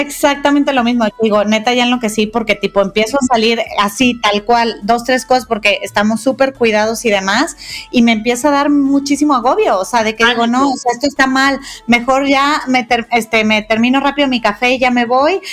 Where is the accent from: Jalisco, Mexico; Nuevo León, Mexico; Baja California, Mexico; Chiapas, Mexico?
Jalisco, Mexico; Guadalajara; now in Mexico City, Mexico; Las dos somos tapatías y desde hace algunos años ya adoptamos la Ciudad de México como nuestro hogar